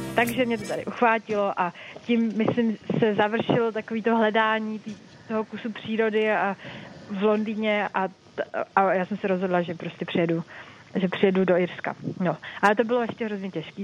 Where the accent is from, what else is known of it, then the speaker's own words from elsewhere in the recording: Czechia; moved away as an adult; also born or lived in London, United Kingdom; now in Dublin, Ireland; jsme přijeli z Čech